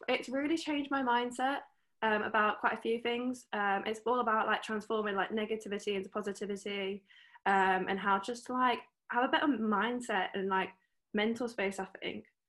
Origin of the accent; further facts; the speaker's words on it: Bahrain; I'm from Bahrain